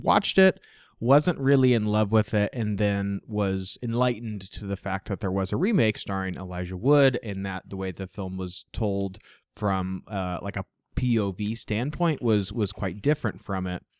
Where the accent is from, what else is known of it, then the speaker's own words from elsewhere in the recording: Midwest, United States; growing up in the Midwest